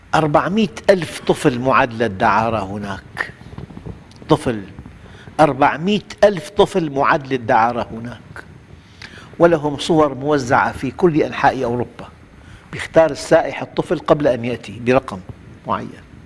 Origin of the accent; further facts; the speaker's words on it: Syria; نحن في في نعمة كبيرة جداً في بلادنا